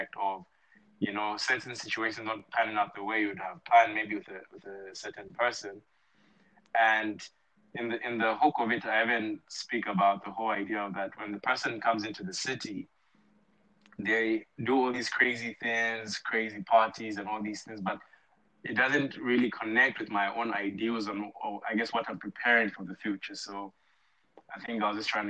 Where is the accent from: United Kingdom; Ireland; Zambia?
Zambia; Lusaka, Lusaka Province; moved away as an adult; now in Atlanta, United States; I'm from Lusaka, Zambia, but I'm currently based in the U.S. in Atlanta, Georgia.